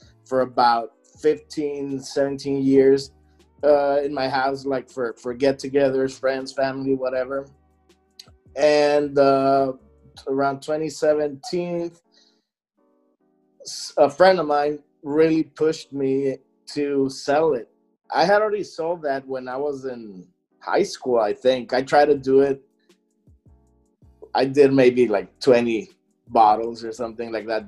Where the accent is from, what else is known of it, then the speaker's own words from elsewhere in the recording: McAllen, Texas, United States; moved away as an adult; now in Houston, United States; I'm from McAllen originally, south of Texas and the border with Mexico. And I moved to Houston two and a half years ago